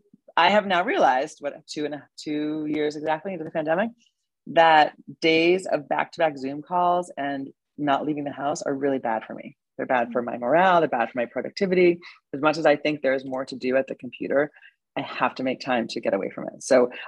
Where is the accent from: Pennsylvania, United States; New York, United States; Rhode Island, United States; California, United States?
New York, United States; being a New Yorker and being single and going out all the time and going out to parties and drinking and eating, it took me a while to sort of figure out where physicality lived in my life as I grew up.